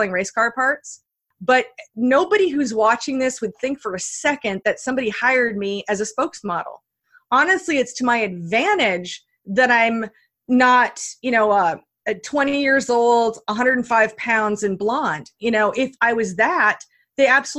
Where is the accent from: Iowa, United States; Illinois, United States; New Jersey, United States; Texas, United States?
Iowa, United States; I grew up in Iowa, you know, where like there are no mountains in Iowa, you know, in the Midwest.